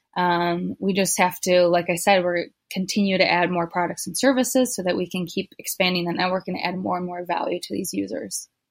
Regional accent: United States; moved away as an adult; now in Africa; I'm American. I I moved to Africa

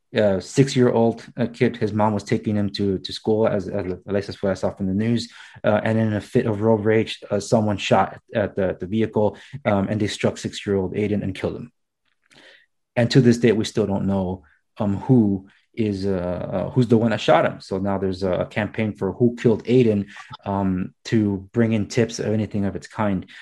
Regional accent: Los Angeles, California, United States; I was born and raised in Los Angeles

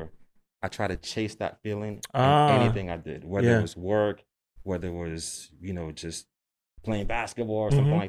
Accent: New York, United States; New York, born and raised

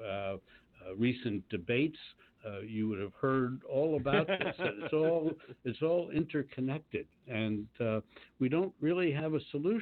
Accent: Washington, District of Columbia, United States; moved away; I was down in my hometown of Washington, D.C.

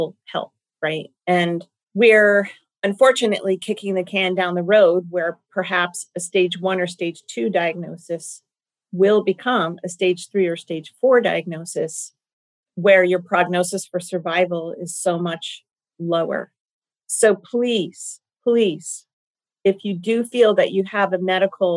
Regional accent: Golden State Warriors territory, California, United States; I come from Golden State Warrior territory

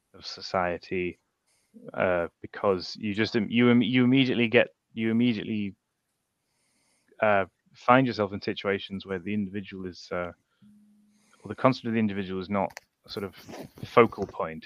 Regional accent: United Kingdom

